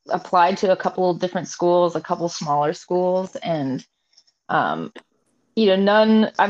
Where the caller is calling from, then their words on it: Seattle, Washington, United States; I am coming from Seattle, Washington.